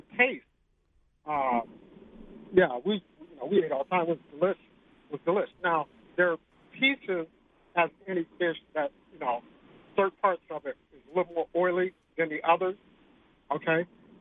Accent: Ohio, United States; now in Denver, United States; We're originally from Ohio.

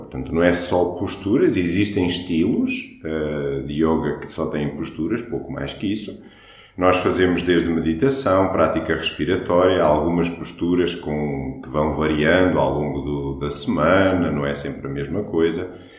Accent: Portugal; first language Portuguese; nós somos portugueses, não somos indianos

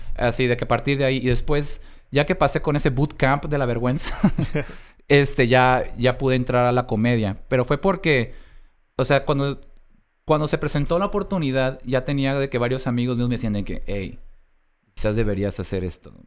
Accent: Mexico; a pesar de mis dos apellidos me siento muy mexicano

